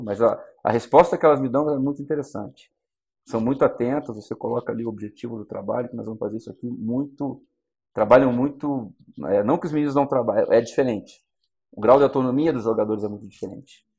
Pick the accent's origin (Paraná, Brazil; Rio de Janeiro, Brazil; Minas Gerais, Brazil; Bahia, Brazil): Paraná, Brazil; Curitiba; na minha cidade natal, né, em Curitiba